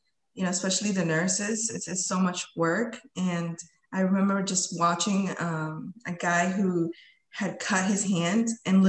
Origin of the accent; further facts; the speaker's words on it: Lowell, Massachusetts, United States; also born or lived in Colombia; I came to this country when I was 7 years old. And we came to, you know, Lowell, Massachusetts. So I'm a fellow, you know, Lowellian